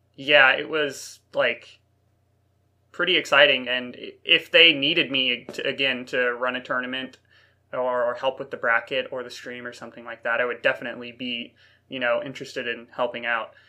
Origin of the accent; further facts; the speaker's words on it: North Carolina, United States; now in Nova Scotia, Canada; I'm from North Carolina